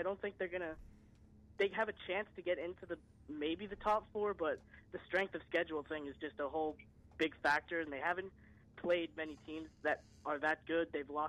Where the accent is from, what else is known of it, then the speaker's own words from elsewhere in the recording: Massachusetts, United States; I'm from Massachusetts.